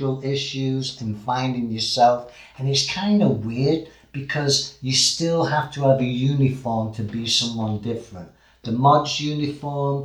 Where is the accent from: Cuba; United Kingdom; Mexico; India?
United Kingdom; England; We're quite violent, you know, in England